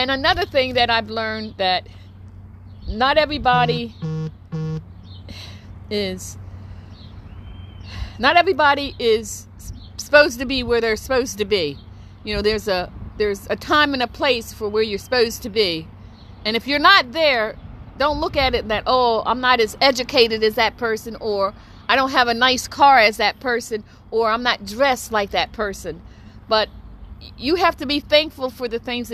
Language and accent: English; New Jersey, United States; I'm from New Jersey